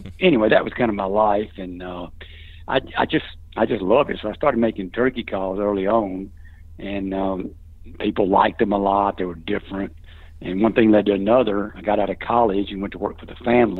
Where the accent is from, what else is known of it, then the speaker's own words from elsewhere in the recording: Jackson, Mississippi, United States; I was born here in the Jackson, Mississippi area to a very extended large family